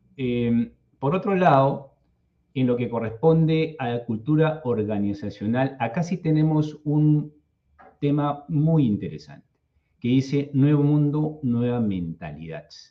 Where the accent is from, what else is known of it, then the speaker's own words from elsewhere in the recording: Lima, Peru; yo soy de Lima, Perú